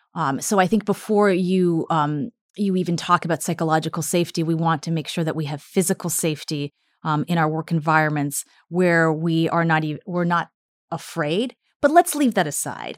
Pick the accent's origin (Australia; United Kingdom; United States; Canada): Canada; also born or lived in Russia; I was born in Soviet Russia and then came to Canada when I was five and a half and grew up in Canada